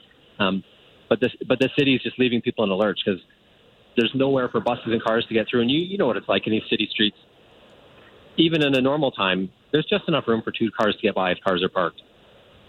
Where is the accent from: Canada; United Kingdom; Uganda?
Canada; Calgary, Alberta; I've been in Woodbine for 5 years, and I grew up in Calgary